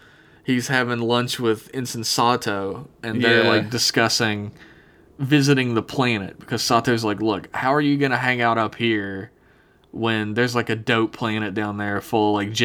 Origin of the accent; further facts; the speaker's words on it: Florida, United States; I'm from Florida, actually.